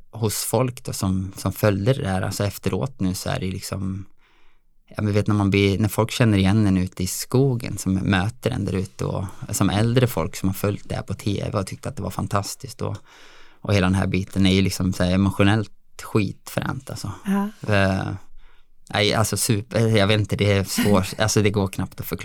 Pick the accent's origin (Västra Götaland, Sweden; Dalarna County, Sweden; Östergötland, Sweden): Dalarna County, Sweden; also born or lived in Alingsås area; now in Alingsås, Sweden; Absolut, jag är ju från Dalarna